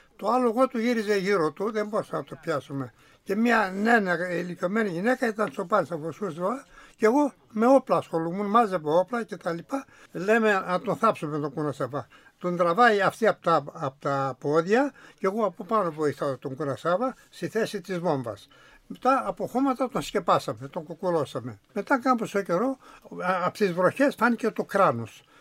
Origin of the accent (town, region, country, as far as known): Promachonas, Central Macedonia, Greece; born or raised there